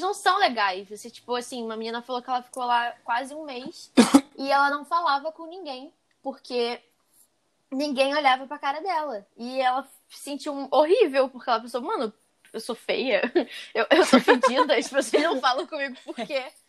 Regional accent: Brazil; eu sou brasileira

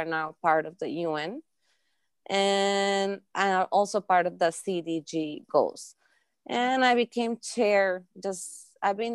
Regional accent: Costa Rica; I was born and raised in Costa Rica. So I'm half Costa Rican, half Russian.

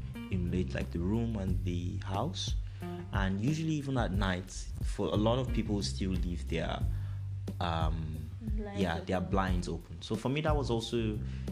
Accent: Nigeria; moved away as an adult; now in Europe; growing up in Nigeria

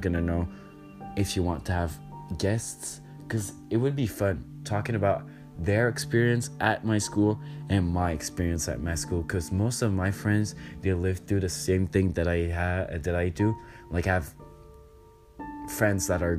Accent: Canada; I'm Canadian

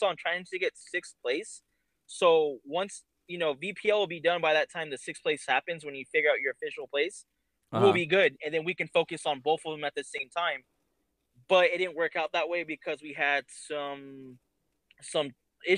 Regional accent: California, United States; we're all from California.

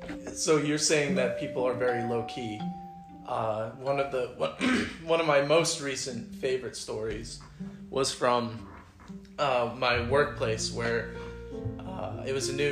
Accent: Sweden; now in United States; even though I am Swedish

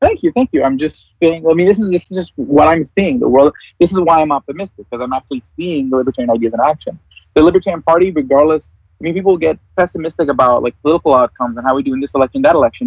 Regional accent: New York, United States; we're both from New York.

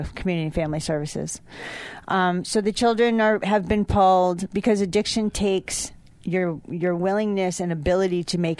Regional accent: Sharon, Connecticut, United States; Well, back in the 80s, I came to Poughkeepsie from Sharon, Connecticut to attend Chrysler Business Institute.

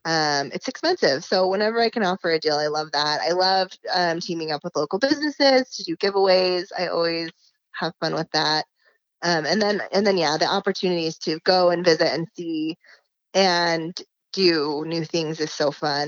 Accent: Salt Lake City, Utah, United States; born and raised, have never left.

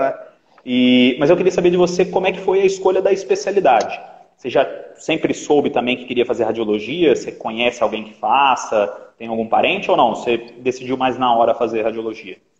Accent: Minas Gerais, Brazil; also born or lived in Rio de Janeiro; now in São Paulo, Brazil; eu vim do Rio também para cá, eu sou de Minas, mas eu vim do Rio para cá.

